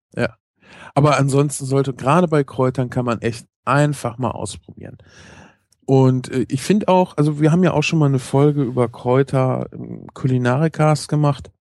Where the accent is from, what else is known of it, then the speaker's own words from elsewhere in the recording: North Rhine-Westphalia, Germany; Ich komme auch aus NRW